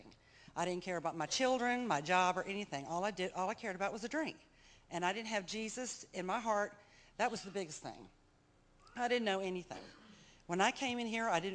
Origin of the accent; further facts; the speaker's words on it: Mobile, Alabama, United States; I'm from Mobile, Alabama